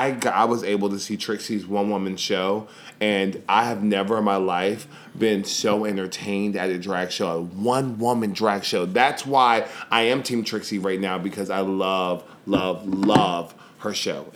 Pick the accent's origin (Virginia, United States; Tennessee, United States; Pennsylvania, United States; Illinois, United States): Tennessee, United States; Nashville; I'm from Nashville